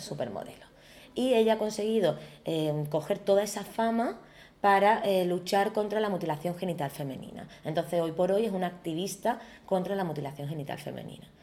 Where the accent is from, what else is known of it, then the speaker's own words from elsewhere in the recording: Algeciras, Andalusia, Spain; moved away as an adult; also born or lived in Madrid; soy diseñadora andaluza, eh, gaditana y en concreto algecireña